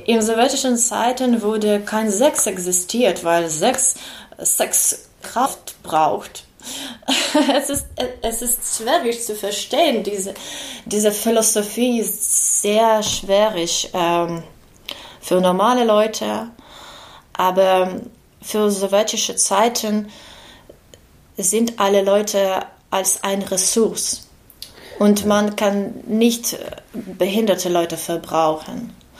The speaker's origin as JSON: {"language": "German", "region": "Kyiv", "country": "Ukraine", "second_language": "German", "moved": "as an adult", "lives_now": "Marburg, Germany", "said": "wir sind aus Kiew"}